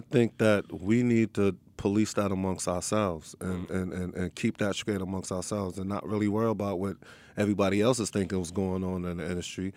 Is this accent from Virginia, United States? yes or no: no; Long Island, New York, United States; also born or lived in Harlem, New York; Born and raised in Long Island, New York. And then when I got older, I moved to Harlem.